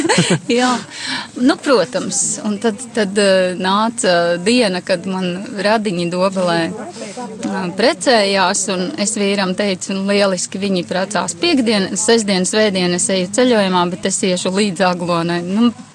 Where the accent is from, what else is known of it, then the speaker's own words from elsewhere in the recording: Ape, Vidzeme, Latvia; Es esmu no Apes, mazas pilsētiņas, bijušā Alūksnes rajonā